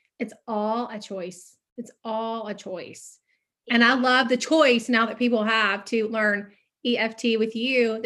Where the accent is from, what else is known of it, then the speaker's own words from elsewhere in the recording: the South, United States; I'm from the South. So I'm a Southern girl